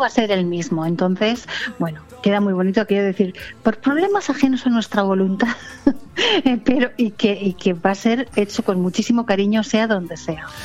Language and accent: Spanish; Valencian Community, Spain; como buenos valencianos